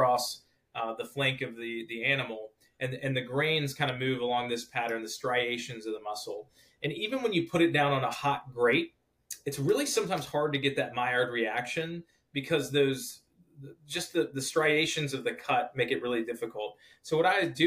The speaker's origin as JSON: {"language": "English", "region": "Georgia", "country": "United States", "tie": "born or raised there", "said": "I grew up in Georgia"}